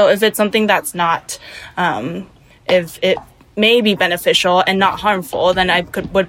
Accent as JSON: {"language": "English", "town": "Los Angeles", "region": "California", "country": "United States", "tie": "born there", "said": "My parents are from Taiwan, but I was born in Los Angeles, California."}